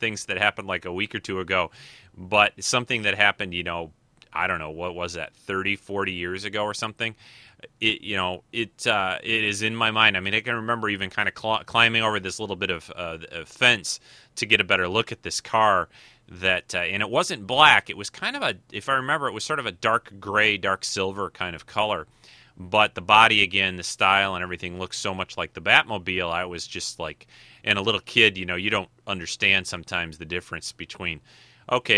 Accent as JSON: {"language": "English", "town": "Detroit", "region": "Michigan", "country": "United States", "tie": "born or raised there", "said": "growing up in the Motor City"}